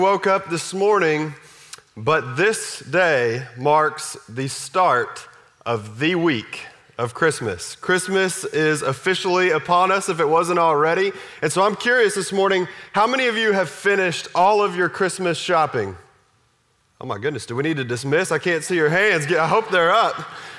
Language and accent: English; Texas, United States; I grew up in Texas